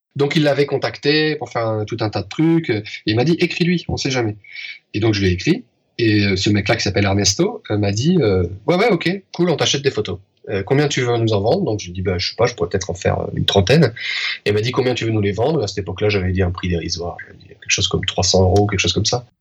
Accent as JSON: {"language": "French", "country": "France", "moved": "as an adult", "lives_now": "Spain", "said": "je suis français, que je vis en Espagne"}